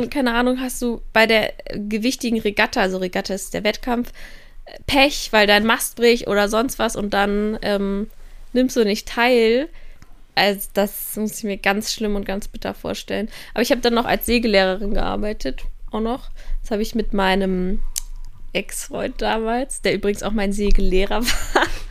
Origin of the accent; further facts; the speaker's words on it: Kiel, Schleswig-Holstein, Germany; also born or lived in Passau; now in Innsbruck, Austria; dass ich aus Kiel komme